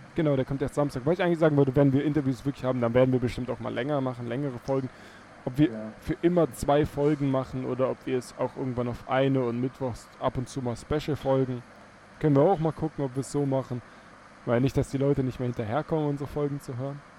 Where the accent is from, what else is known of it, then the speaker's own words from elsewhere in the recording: Teltow, Brandenburg, Germany; Telto, ähm, meine Heimatstadt